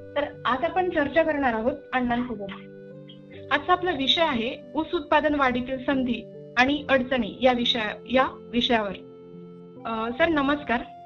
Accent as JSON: {"language": "Marathi", "town": "Jalgaon", "region": "Maharashtra", "country": "India", "said": "मी स्वतः जळगावची आहे"}